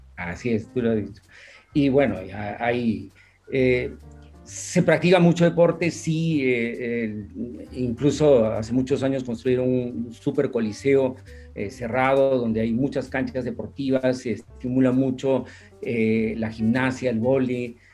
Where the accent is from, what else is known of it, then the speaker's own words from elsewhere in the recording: Cusco, Peru; yo nací en el Cusco, eh, vivía en un barrio residencial